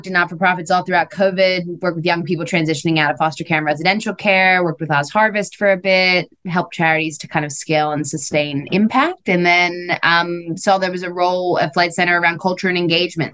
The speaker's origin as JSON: {"language": "English", "town": "Philadelphia", "region": "Pennsylvania", "country": "United States", "tie": "born or raised there", "moved": "as an adult", "lives_now": "Australia", "said": "I'm from Philadelphia, actually, and I was just back there, which was really nice. But grew up in a suburb just outside of Philadelphia"}